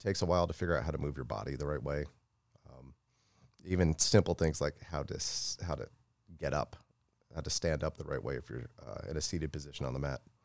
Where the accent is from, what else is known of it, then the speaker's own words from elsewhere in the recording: Florida, United States; also born or lived in Tampa, Florida; I grew up in Florida